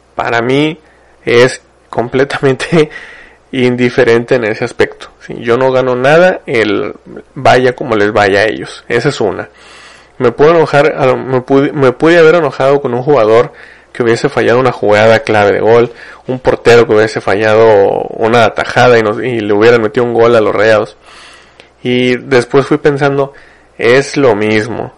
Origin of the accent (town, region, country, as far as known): Mexico